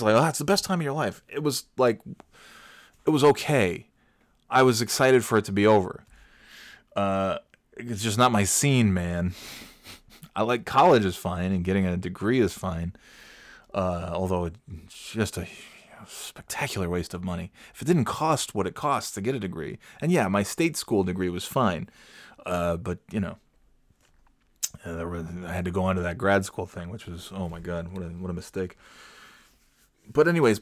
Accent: New York, United States; I'm from New York, so this isn't really like a great drastic change for me. It's just slightly cloudier than the other cloudy area that I'm from

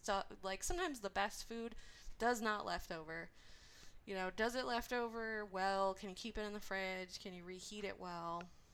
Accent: Orange County, California, United States; now in Inland Empire, United States; We're you know, we came from Orange County, and we are in... Inland Empire now.

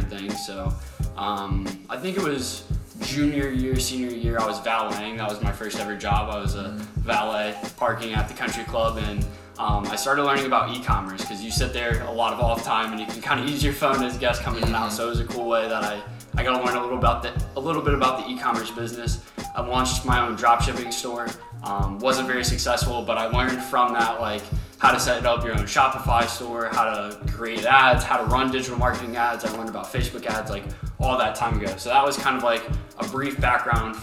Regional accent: Lima, Ohio, United States; moved away as an adult; now in Cincinnati, United States; we're from Lima, Ohio.

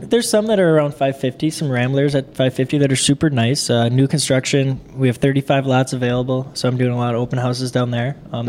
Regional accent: Coon Rapids, Minnesota, United States; born or raised there

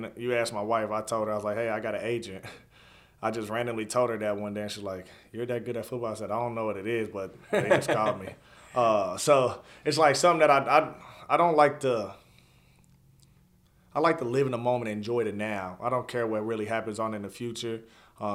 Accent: Covington, Kentucky, United States; being from where I'm from, I grew up in Covington

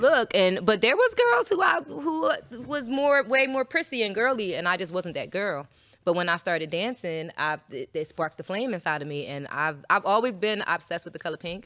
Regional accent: Philadelphia, Pennsylvania, United States; now in Atlanta, United States; I'm from Philly

